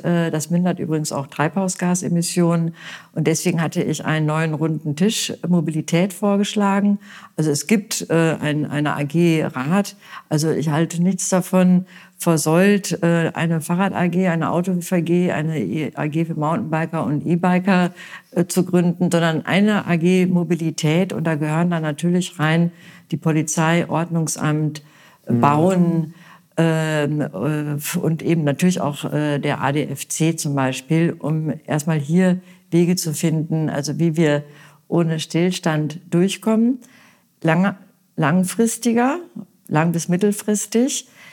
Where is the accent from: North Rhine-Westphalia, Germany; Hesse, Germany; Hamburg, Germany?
North Rhine-Westphalia, Germany; Münster; now in Bad Kreuznach, Germany; ich bin ja gebürtige Westfälin. Ich komme aus Münster